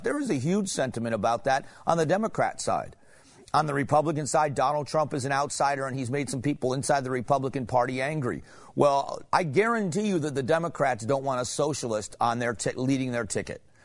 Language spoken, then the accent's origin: English; Arizona, United States; I'm from Arizona